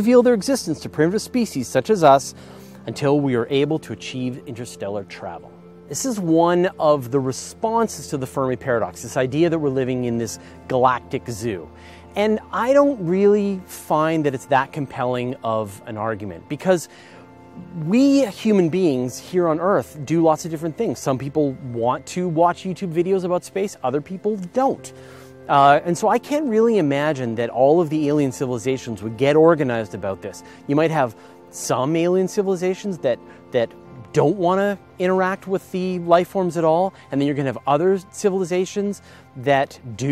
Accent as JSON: {"language": "English", "country": "Canada", "said": "I'm Canadian. And I was raised in the metric system"}